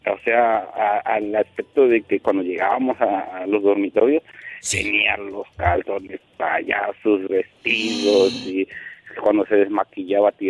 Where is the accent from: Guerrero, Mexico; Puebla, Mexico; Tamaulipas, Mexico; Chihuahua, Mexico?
Guerrero, Mexico; now in Puerto Escondido, Mexico; soy de Guerrero, pues ahí, estamos acostumbrados al miedo.